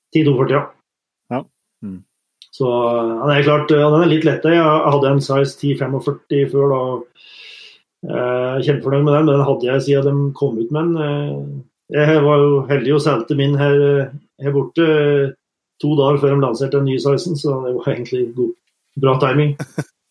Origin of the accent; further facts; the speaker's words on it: Norway; moved away as an adult; now in Canada; hjemme i Norge